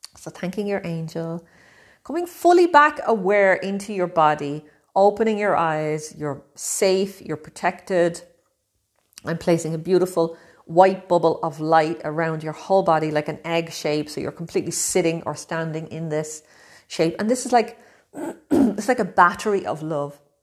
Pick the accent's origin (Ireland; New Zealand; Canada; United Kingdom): Ireland; moved away as an adult; also born or lived in Brazil; now in Italy; I'm from Ireland. I'm living in Italy at the moment, but I've also lived in Brazil.